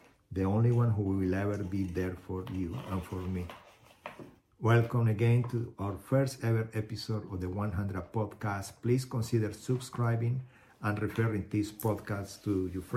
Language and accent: English; Colombia; moved away as an adult; also born or lived in Houston, United States; now in United States; I was born in Colombia in 1975. Been in the United States since 2001